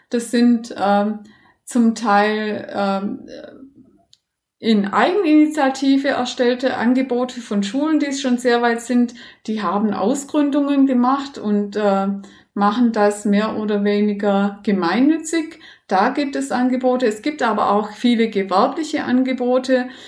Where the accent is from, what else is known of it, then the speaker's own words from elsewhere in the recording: Baden-Württemberg, Germany; ich komme aus Baden-Württemberg und war da selber sehr lange sowohl als Netzwerkerin äh, tätig als auch in der Fortbildung